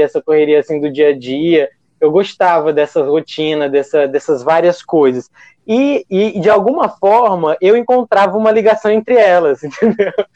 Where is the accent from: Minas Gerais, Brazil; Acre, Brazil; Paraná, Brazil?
Acre, Brazil; sou acriano